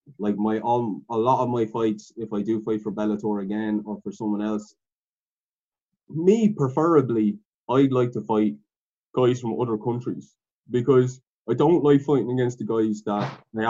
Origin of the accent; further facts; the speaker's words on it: Ireland; we're all from Ireland